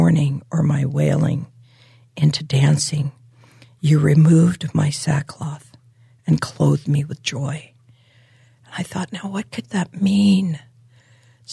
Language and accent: English; Hawaii, United States; I was born and raised in Hawaii